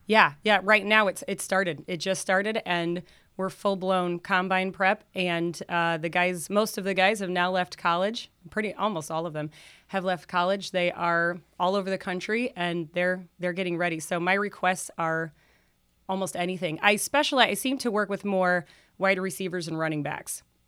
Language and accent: English; South Bend, Indiana, United States; also born or lived in Denver; I was born in South Bend, grew up in South Bend